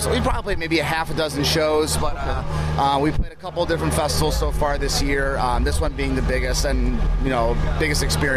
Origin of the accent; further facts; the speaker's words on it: Cleveland, Ohio, United States; In Cleveland, Ohio